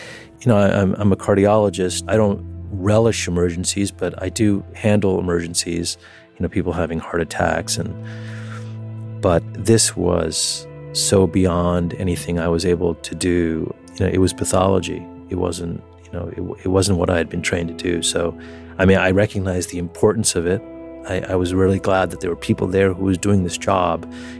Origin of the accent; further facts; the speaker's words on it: New York, United States; in my hometown